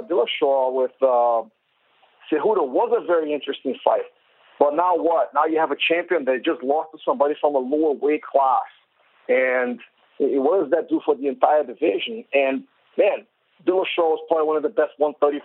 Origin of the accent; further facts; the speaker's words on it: Brazil; I am from Brazil